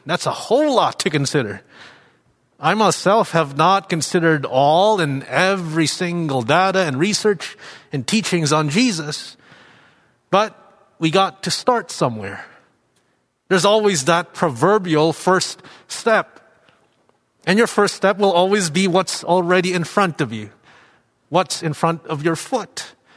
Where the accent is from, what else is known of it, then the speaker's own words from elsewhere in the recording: Philippines; moved away as an adult; also born or lived in Toronto; growing up in the Philippines, ident-, I identified as Christian